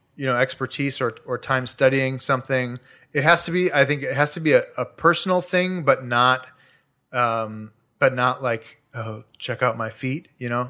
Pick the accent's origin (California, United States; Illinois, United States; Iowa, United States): Illinois, United States; Chicago; now in Los Angeles, United States; I grew up in Chicago, like, two blocks from a twenty-four hour C T A, s, you know, the train, the Red Line